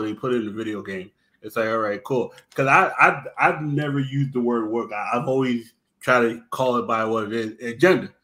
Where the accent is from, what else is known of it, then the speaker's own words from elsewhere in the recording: East Coast, United States; I'm from the East Coast